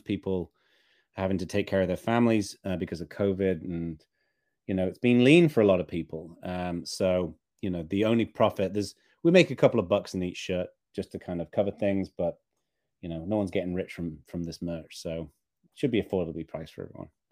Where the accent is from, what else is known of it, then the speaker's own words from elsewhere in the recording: Northern England, United Kingdom; as a kid growing up in Northern England, I lived in a pretty rural part of the U K